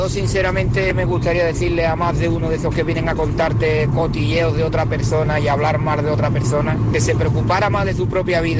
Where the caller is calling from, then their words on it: Valencia, Valencian Community, Spain; Hola, quiseros. Eh … de Valencia.